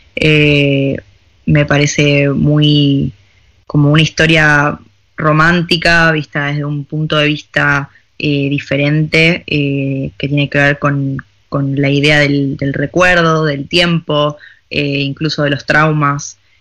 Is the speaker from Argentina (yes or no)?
yes; Argentina; moved away as an adult; also born or lived in Buenos Aires; now in Paris, France; yo era argentina